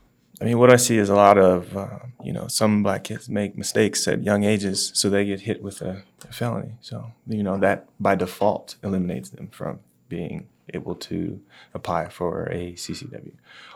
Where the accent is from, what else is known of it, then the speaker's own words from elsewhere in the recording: the South, United States; So I'm from the South